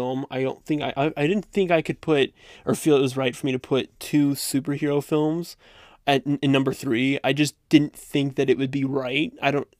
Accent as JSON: {"language": "English", "town": "Dallas", "region": "Texas", "country": "United States", "tie": "born or raised there", "also_born_or_lived": "Plano, Texas", "moved": "yes", "said": "me being a Southern kid, I was born in Plano, Texas, which is right near Garland, and then I lived like right outside Dallas for 8 years of my life"}